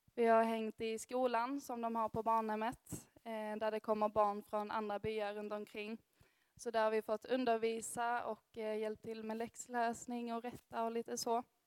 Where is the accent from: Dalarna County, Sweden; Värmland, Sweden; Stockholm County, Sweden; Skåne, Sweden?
Skåne, Sweden; Örkelljunga; moved away as an adult; now in Gothenburg, Sweden; Jag kommer härifrån Örkelljunga, men har också bott i Göteborg de fyra senaste åren